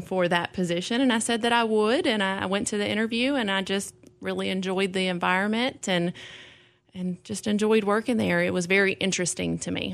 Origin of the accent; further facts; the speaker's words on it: Clarksville, Tennessee, United States; I grew up here. Clarksville